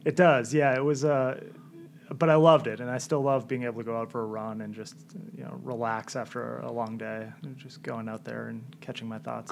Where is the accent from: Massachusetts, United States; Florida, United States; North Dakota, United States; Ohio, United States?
Massachusetts, United States; Milton; I grew up in Milton. Went to BC High, class of 2003 at BC High